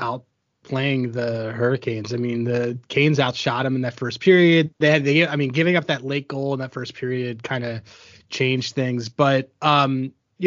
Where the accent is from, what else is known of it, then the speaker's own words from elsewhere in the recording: Philadelphia, Pennsylvania, United States; I'm from Philadelphia